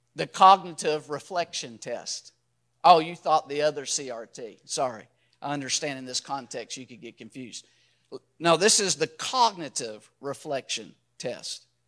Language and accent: English; Louisville, Kentucky, United States; I was born and raised in Louisville, Kentucky